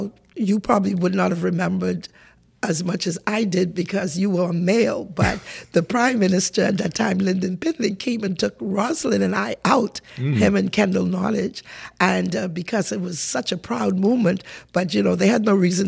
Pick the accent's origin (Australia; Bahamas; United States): Bahamas; Pinders Point, Grand Bahama; So I was born in Pindus Point, Grand Bahama, a Grand Bahamian